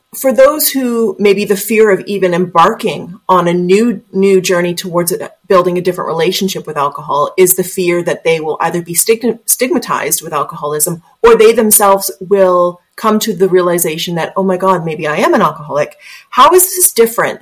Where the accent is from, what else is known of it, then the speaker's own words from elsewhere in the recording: Canada; accent: Canadian; My Canadian accent